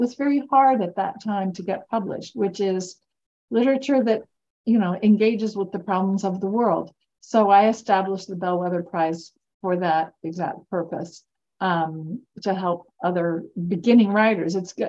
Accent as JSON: {"language": "English", "region": "Kentucky", "country": "United States", "said": "My accent, my culture, the whole way I was, which I thought was normal, was made me a laughingstock when I got to university. I mean, my friends gave me this thing that they thought was so funny. It was a passport. It was a Hoosier passport allowing a certain number of Kentuckians"}